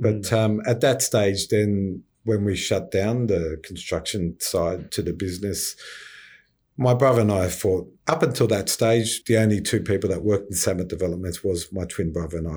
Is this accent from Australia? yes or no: yes; Cronulla, New South Wales, Australia; also born or lived in Sylvania; Born and bred in the Sutherland Shire and grew up in Sylvania and moved to Cronulla